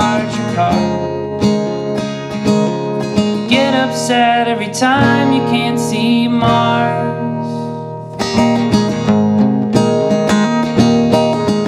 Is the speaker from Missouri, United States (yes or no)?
no; Bellows Falls, Vermont, United States; I'm from Bellows Falls, Vermont, which is in the South, southern part of the state